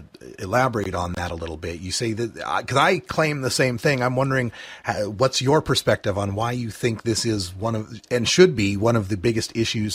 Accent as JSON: {"language": "English", "region": "Oregon", "country": "United States", "tie": "born or raised there", "said": "my home state of Oregon"}